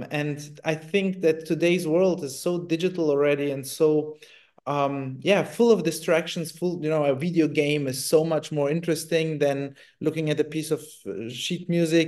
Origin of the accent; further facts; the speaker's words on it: Germany; also born or lived in Italy; I grew up in Germany or beginning in Italy, so it was quite open for me.